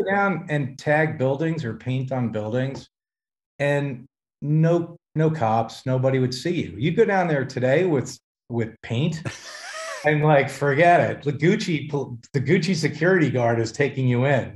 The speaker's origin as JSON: {"language": "English", "town": "Hackensack", "region": "New Jersey", "country": "United States", "tie": "born or raised there", "also_born_or_lived": "Los Angeles", "moved": "yes", "lives_now": "California, United States", "said": "I, I, was born and raised in New Jersey, born in Hackensack"}